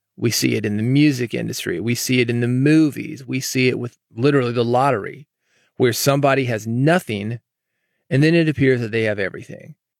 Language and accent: English; the South, United States; growing up in the South